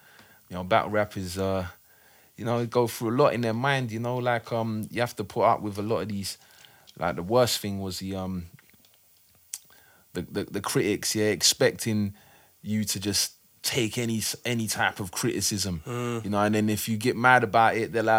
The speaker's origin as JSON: {"language": "English", "town": "South Norwood", "region": "London", "country": "United Kingdom", "tie": "born or raised there", "said": "Yeah, I grew up in South Norwood near Crystal Palace. Got into music around the early to mid 90s time."}